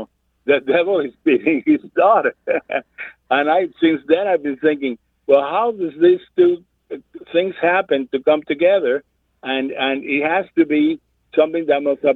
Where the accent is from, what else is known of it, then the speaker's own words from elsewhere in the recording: Cuba; now in Augusta, United States; I am calling from Augusta, Kentucky, but I am a Cuban a man that came from Cuba in 1962